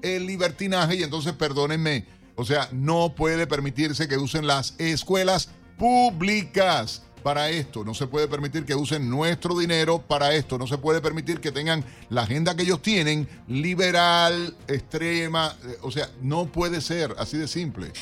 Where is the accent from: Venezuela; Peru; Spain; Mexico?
Venezuela; eastern Venezuela; desde el oriente